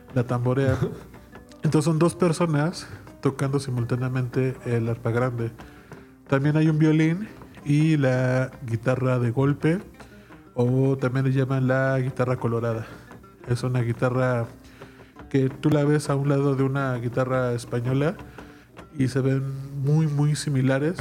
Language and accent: Spanish; Mexico